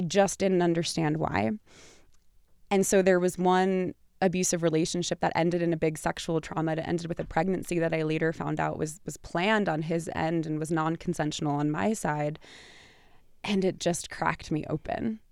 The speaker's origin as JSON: {"language": "English", "region": "New York", "country": "United States", "said": "I'm from New York"}